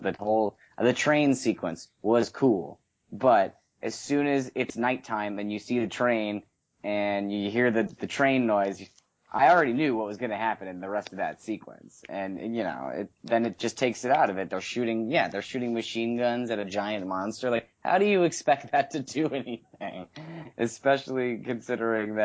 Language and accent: English; Las Vegas, Nevada, United States; I'm from Las Vegas